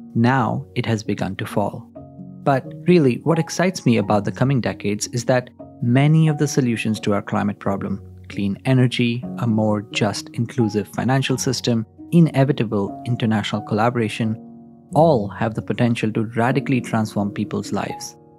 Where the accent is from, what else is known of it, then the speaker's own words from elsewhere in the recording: India; moved away as an adult; I come from India. I grew up there.